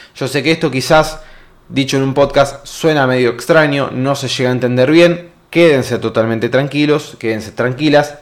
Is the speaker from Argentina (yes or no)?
yes; Argentina; nosotros los argentinos